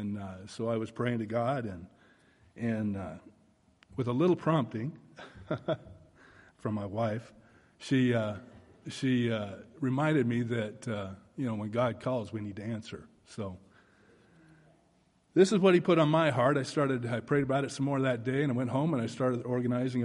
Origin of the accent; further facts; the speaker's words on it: Oregon, United States; moved away as an adult; now in Texas, United States; I was born and raised in the Northwest in Oregon